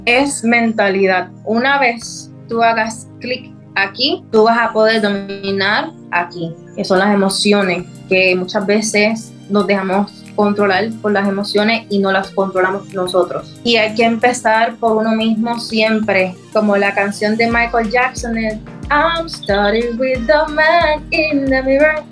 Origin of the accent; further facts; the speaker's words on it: Puerto Rico; moved away as an adult; Es mi tierra, mi patria y yo amo Puerto Rico.